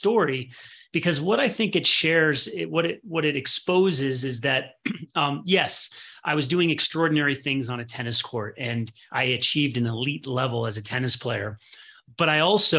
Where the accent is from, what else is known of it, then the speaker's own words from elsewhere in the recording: Midwest, United States; I was born in the Midwest